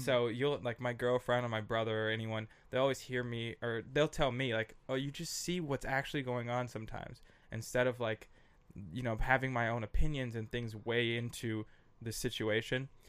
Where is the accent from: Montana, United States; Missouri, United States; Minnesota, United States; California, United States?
Minnesota, United States; Minneapolis; moved away as an adult; also born or lived in San Diego / Los Angeles / New York; I grew up on Russell Avenue North in Minneapolis